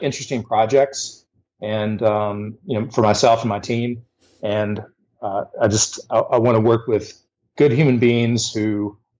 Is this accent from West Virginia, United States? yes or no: yes; Huntington, West Virginia, United States; moved away as an adult; also born or lived in Charlotte, North Carolina; come back to West Virginia, to my hometown of Huntington, West Virginia